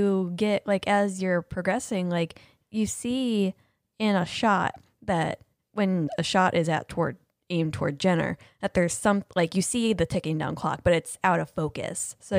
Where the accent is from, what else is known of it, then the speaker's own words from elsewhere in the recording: Ohio, United States; I'm from Ohio